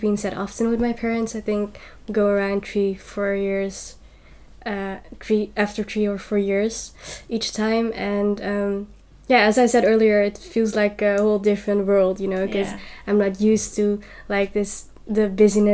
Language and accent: English; Netherlands; my high school was like this very, very white high school with a lot of Dutch, you know, students.